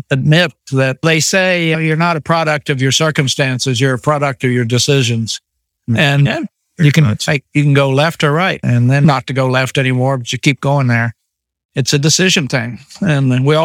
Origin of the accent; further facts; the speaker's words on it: Oklahoma, United States; I grew up in Oklahoma